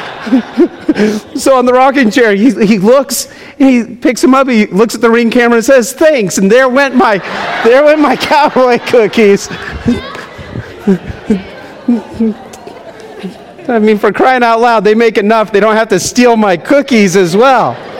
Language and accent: English; United States; also born or lived in Summerlin, Nevada; We are Americans